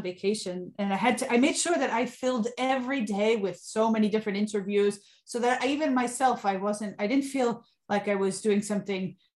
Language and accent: English; Suffern, New York, United States; also born or lived in northern New Jersey / Sicily; Well, I was born in New York, in Suffern, New York, grew up between there and later in northern New Jersey. But where my roots are and have always been are in Sicily.